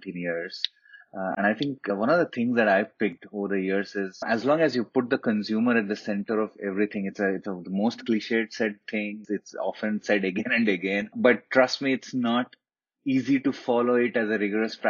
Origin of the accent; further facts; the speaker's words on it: Hyderabad, Telangana, India; also born or lived in Lucknow; I come from Hyderabad, and all Hyderabadi boys